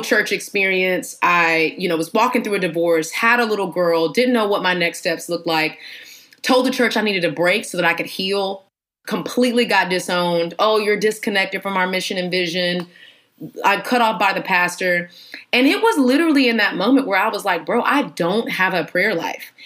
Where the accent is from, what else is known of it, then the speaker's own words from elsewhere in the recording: Houston, Texas, United States; moved away as an adult; now in Atlanta, United States; I am from Texas, Houston, Texas, baby. H Town, the realest